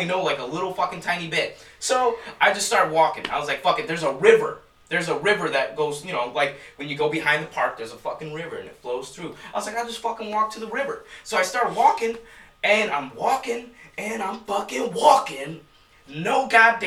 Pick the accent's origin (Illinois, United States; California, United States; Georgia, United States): Illinois, United States; Chicago; moved away; I'm still fresh from Chicago